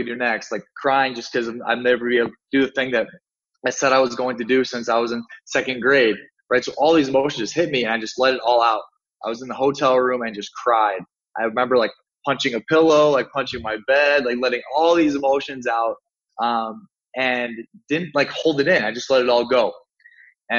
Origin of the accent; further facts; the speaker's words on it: Sioux Falls, South Dakota, United States; moved away as an adult; also born or lived in Miami; I was in my hometown in Sioux Falls, South Dakota, in the United States